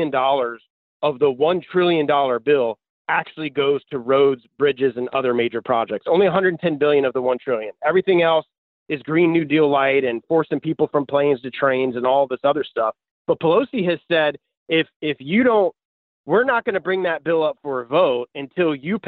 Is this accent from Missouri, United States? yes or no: no; Florida, United States; I've lived here my entire life. My family's been here for generations